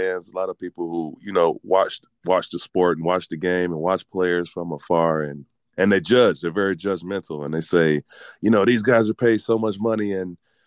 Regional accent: United States; especially being American and being from the States

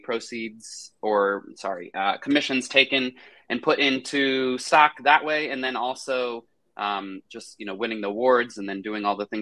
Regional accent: Cary, North Carolina, United States; also born or lived in Charlotte, North Carolina; I have lived in Cary, North Carolina almost my entire life, which is where I grew up

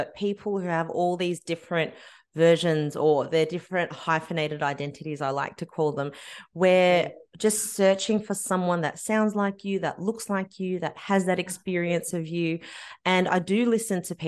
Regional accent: Australia; I was born and raised in Australia

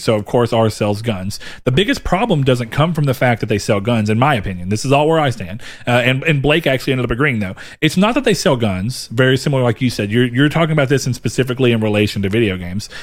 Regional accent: the South, United States; born or raised there

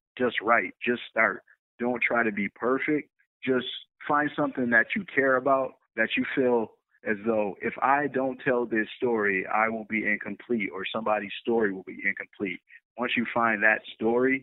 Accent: Buffalo, New York, United States; a local diner here in my hometown in Buffalo, New York

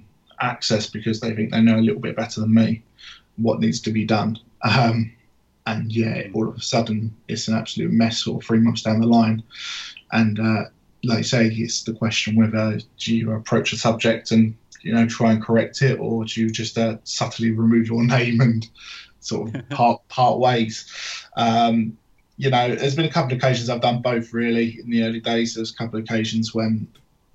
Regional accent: Essex, East of England, United Kingdom; accent: Cockney; now in Somerset, United Kingdom; I'm not actually from Somerset originally. I'm from Essex, just outside London. Hence why I might sound a bit like a Cockney.

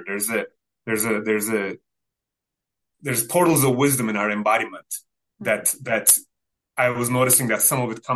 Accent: Turkey; first language Turkish; English is a second language; it's not Turkish, that's my mother tongue

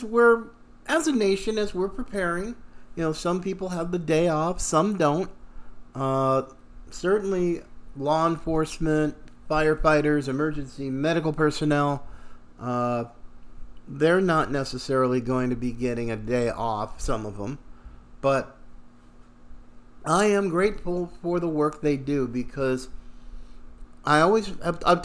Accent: Pacific Northwest, United States; when I was a kid, growing up in the Pacific Northwest

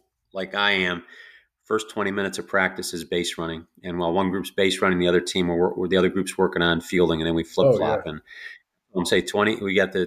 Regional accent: Northeast, United States; now in the South, United States; I grew up in the Northeast, but I now live in the South

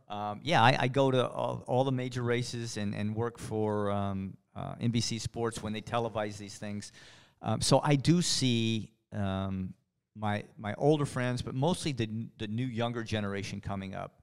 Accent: West Texas, United States; Growing up, in West Texas

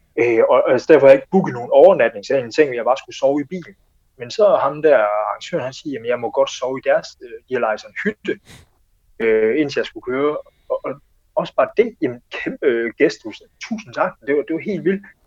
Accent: Denmark; jeg var den første dansker

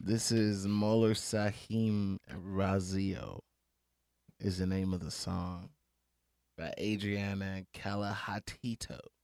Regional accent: Beaumont, Texas, United States; I'm from Beaumont. Like, my people from Louisiana

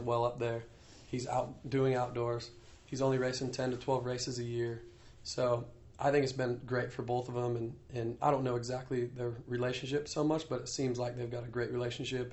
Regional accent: Iowa, United States; moved away as an adult; also born or lived in North Carolina; the town that I grew up in, in Iowa

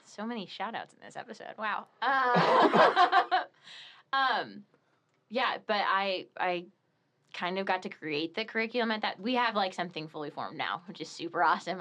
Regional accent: Torrington, Connecticut, United States; now in Steubenville, United States; the town I grew up in in Connecticut, Torrington, is like it's like double the size of Steubenville

